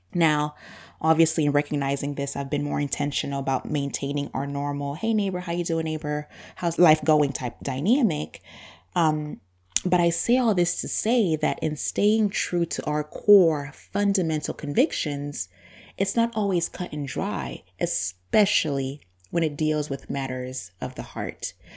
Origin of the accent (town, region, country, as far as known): Zambia; born or raised there; accent: super deep accent; first language Bemba; English is a second language; now in United States